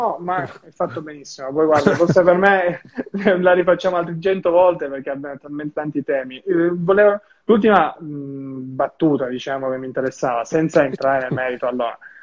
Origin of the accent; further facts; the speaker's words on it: Turin, Piedmont, Italy; io sono di Torino